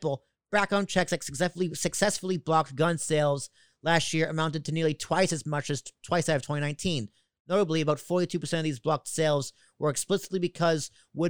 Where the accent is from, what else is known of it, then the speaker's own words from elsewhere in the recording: Long Island, New York, United States; also born or lived in Boston suburb, Massachusetts; now in Hoboken, United States; from Boston, suburb of Boston, growing up in Long Island, now in Hoboken